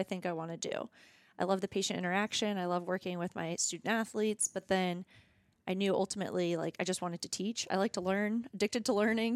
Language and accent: English; Virginia, United States; also born or lived in Norfolk, Virginia Beach, Chesapeake area / Lexington, Kentucky; I grew up in Virginia, went to college in Virginia for both undergrad and PT school